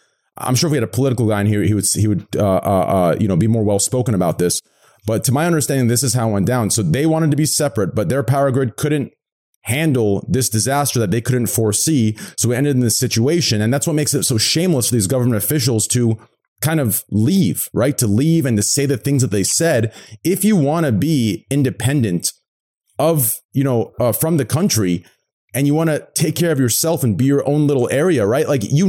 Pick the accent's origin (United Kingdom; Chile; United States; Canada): United States; Arizona; in my hometown, Arizona